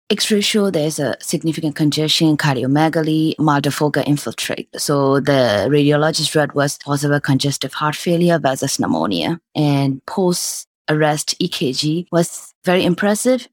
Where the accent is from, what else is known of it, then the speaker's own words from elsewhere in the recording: Myanmar; moved away as an adult; also born or lived in Michigan; I was born and raised in Myanmar